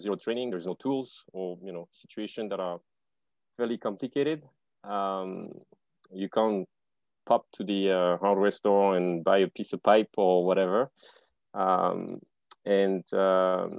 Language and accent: English; France; also born or lived in Canada; now in Bali, Indonesia; from France originally. I spent 12 years in Canada.